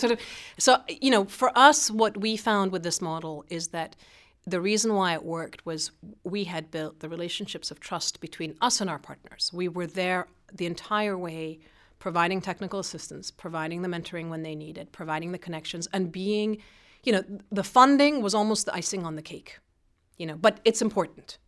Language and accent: English; Iran; moved away; I grew up in Iran at an American school, international school